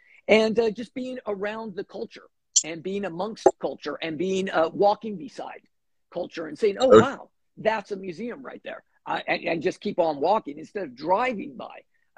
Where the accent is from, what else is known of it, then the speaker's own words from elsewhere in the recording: Los Angeles, California, United States; moved away as an adult; now in New York City, United States; Well, I grew up in Los Angeles. I moved to New York.